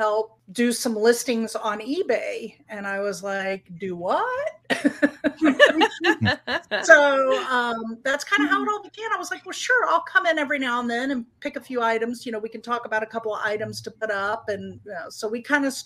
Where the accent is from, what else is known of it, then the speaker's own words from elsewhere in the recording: Hilton Head, South Carolina, United States; Hilton Head, where I grew up in South Carolina